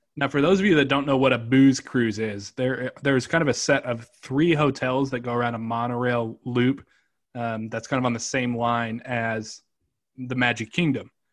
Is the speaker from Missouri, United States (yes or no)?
yes; Kansas City, Missouri, United States; moved away as an adult; also born or lived in Atlanta; my hometown was Kansas City at the time